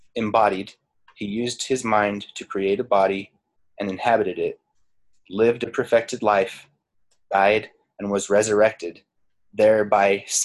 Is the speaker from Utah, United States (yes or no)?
yes; Utah, United States; I'm from Utah and I am descended from pioneer stock on my father's side.